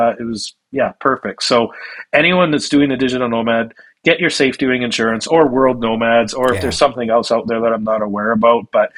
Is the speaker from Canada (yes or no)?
yes; Canada; moved away as an adult; also born or lived in Calgary / Bali; I'm Canadian